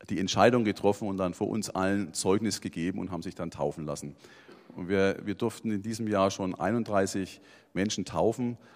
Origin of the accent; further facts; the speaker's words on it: Erlangen, Bavaria, Germany; freue mich wieder in meiner Heimatstadt zu sein und viele bekannte und unbekannte Gesichter zu sehen.